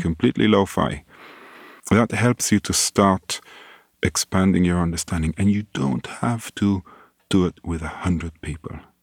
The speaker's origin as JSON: {"language": "English", "country": "Israel", "tie": "born or raised there", "also_born_or_lived": "London, United Kingdom / Singapore", "moved": "as an adult", "said": "I grew up in Israel"}